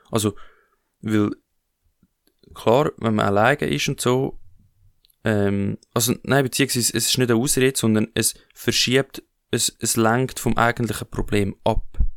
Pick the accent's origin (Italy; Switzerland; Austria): Switzerland; wenn wir als Schweizer, und jeder Schweizer ist von Geburt an weg schon, ähm, lebt schon auf Kosten von anderen.